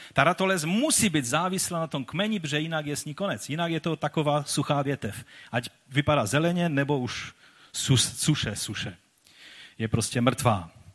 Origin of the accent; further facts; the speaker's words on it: Czechia; byli jsme takoví dost divoší, než přišlo světlo Evangelia, které proměnilo i tento národ